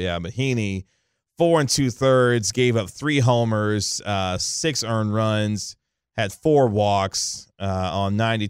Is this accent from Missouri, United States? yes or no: yes; Kansas City, Missouri, United States; I was born and raised in Kansas City, Missouri